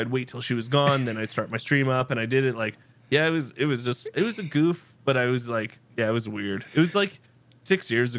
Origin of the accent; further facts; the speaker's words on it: East Coast, Canada; moved away; I'm from the East Coast and I moved to the West Coast